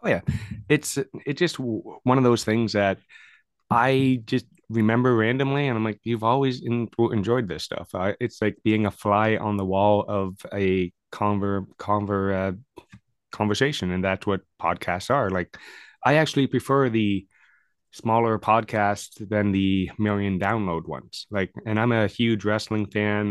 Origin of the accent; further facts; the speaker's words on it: Canada; I'm a Canadian guy